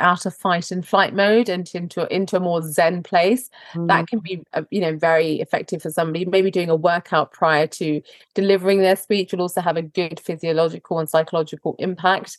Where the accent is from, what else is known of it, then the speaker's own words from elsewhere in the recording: Croydon, London, United Kingdom; you're born and raised in Croydon and you go to state school